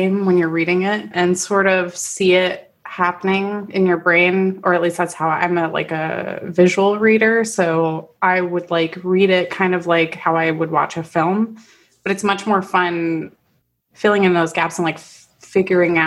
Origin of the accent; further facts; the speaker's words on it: East Coast of Florida near Orlando, United States; moved away as an adult; now in Canada; I grew up on the East Coast near Orlando and, you know, near the Kennedy Space Center.